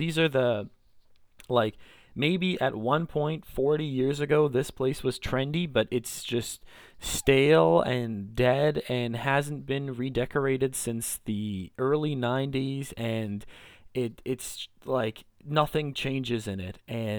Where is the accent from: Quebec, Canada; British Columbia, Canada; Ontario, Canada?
British Columbia, Canada; at least for me growing up in Greater Vancouver, it's, you know, you can stand in your backyard, you look in one direction and there's the mountains, you look in another direction, there's the ocean